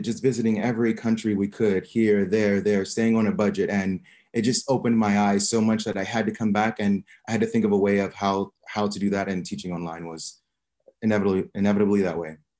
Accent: Omaha, Nebraska, United States; moved away as an adult; also born or lived in Barcelona, Spain; now in Hua Hin, Thailand; I am from Omaha, Nebraska, in the United States.

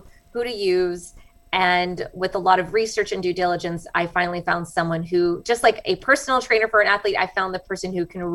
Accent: United States; accent: American; moved away as an adult; now in Iwakuni, Japan

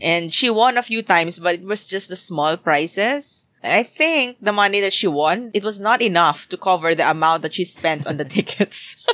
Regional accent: Philippines; moved away; what I kind of remember from back in my hometown.

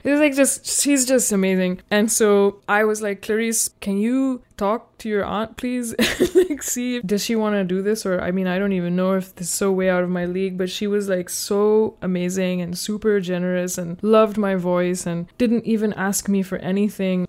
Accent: Pakistan; now in United States; I'm from Pakistan

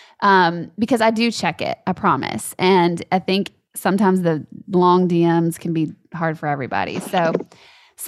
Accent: Louisiana, United States; moved away; I'm from Louisiana

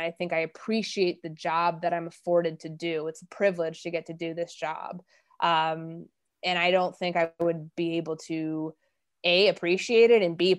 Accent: Midwest, United States; I'm from the Midwest. Like, I had no idea what it was like in the Deep South

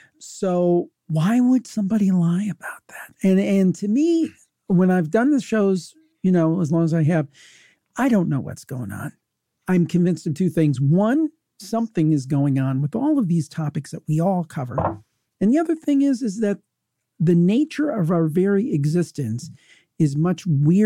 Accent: Cleveland, Ohio, United States; it did happen in my hometown.

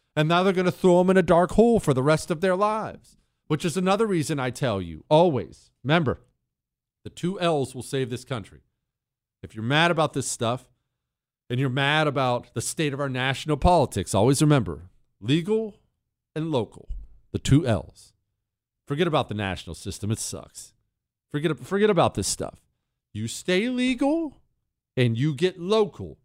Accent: Bozeman, Montana, United States; moved away; I grew up in Bozeman, Montana

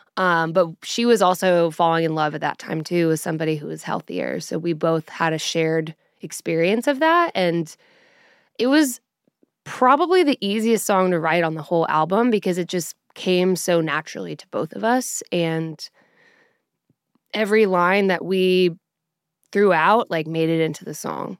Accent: Colorado, United States; now in Nashville, United States; I'm from Colorado, and so when I moved to Nashville

